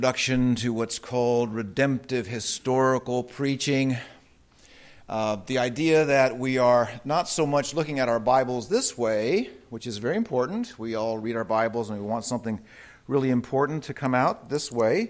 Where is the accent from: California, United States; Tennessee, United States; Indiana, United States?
California, United States; Southern; I grew up in Southern California